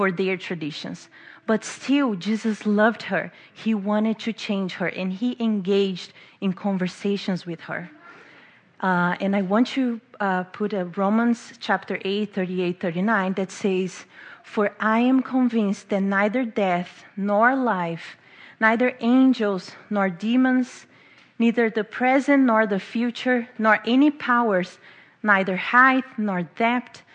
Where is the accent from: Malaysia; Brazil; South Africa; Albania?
Brazil; English is a second language; moved away as an adult; now in Baltimore, United States; I'm from Brazil, so don't mind the accent or the grammar mistakes. I've been living in Baltimore for 3 years now